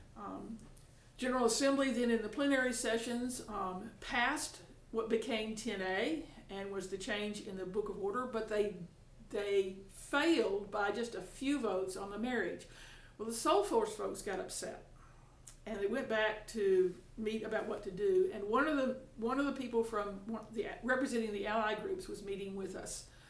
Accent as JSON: {"language": "English", "town": "Tuscaloosa", "region": "Alabama", "country": "United States", "tie": "born or raised there", "said": "I'm from Tuscaloosa, Alabama"}